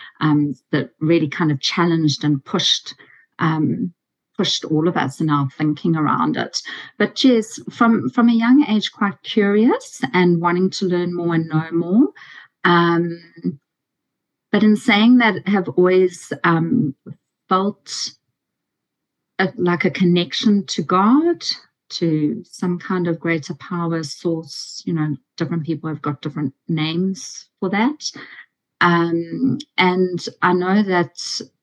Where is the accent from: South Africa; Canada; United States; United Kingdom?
South Africa; moved away as an adult; now in Australia; I'm from South Africa, and in our final year in English, you have to give a big oral